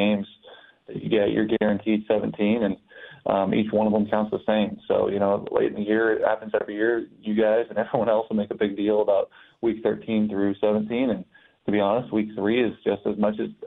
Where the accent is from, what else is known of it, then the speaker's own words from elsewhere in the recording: Bay Area, California, United States; now in Detroit, United States; I'm from the Bay Area.